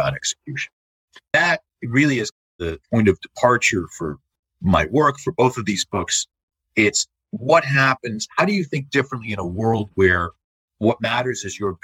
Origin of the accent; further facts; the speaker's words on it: the New York area, United States; I grew up in the New York area